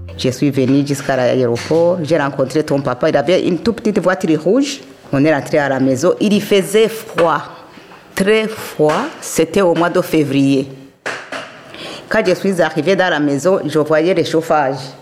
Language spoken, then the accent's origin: French; Kayanza, Burundi; now in Belgium; je suis née au Burundi, dans la province de Kayanza